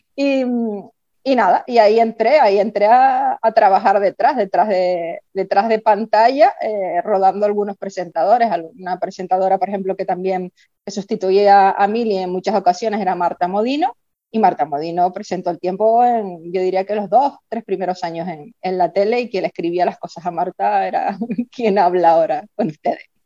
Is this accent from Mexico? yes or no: no; Tacoronte, Canary Islands, Spain; yo soy de Tacoronte, soy de campo